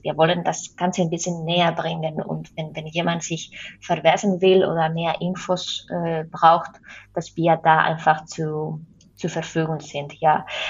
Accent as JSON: {"language": "German", "country": "Spain", "second_language": "German", "moved": "yes", "said": "ich komme ja aus Spanien"}